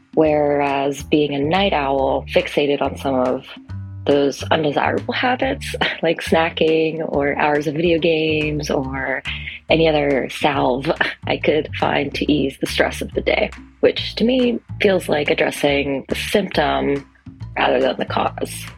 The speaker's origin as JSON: {"language": "English", "region": "Massachusetts", "country": "United States", "said": "I'm from Massachusetts"}